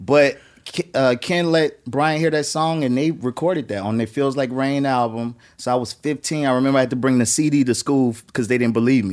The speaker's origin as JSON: {"language": "English", "town": "New Orleans", "region": "Louisiana", "country": "United States", "moved": "yes", "said": "I was coming from New Orleans where there was a bunch of music, but there was no music industry"}